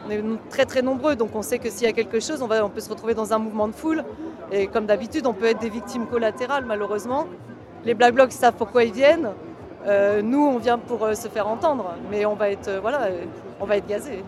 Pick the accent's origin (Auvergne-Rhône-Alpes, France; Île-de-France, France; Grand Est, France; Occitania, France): Île-de-France, France; Val-de-Marne; j'ai 47 ans et bah, je viens du Val-de-Marne